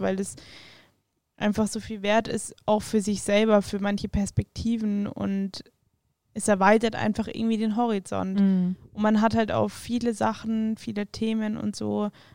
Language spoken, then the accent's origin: German; Weilheim, Bavaria, Germany; moved away as an adult; now in Munich, Germany; dann sind wir rausgezogen nach Weilheim, wenn es jemandem was sagt, so Richtung Garmisch. Ähm, genau, da bin ich dann auch zur Schule